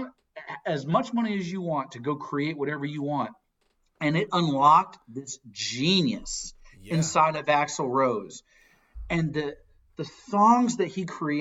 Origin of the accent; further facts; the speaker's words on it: LaGrange, Georgia, United States; I'm from LaGrange, Georgia, but my grandparents lived in Gainesville